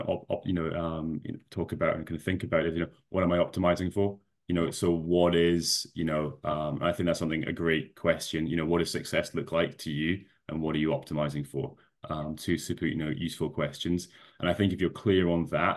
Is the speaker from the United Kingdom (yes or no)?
yes; Scotland, United Kingdom; I know you can't tell from the accent, but I am Scottish.